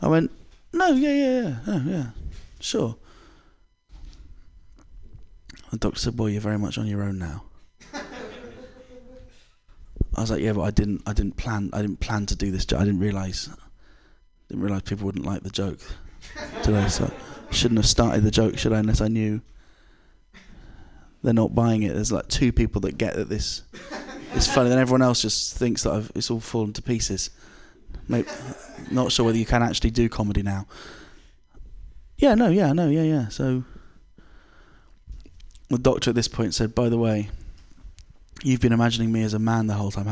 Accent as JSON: {"language": "English", "region": "England", "country": "United Kingdom", "said": "I'm British"}